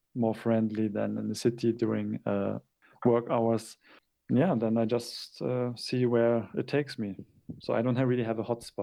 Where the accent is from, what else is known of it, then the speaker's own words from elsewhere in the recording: Hamburg, Germany; English is a second language; also born or lived in Japan; I struggle a lot with doing street photography in my hometown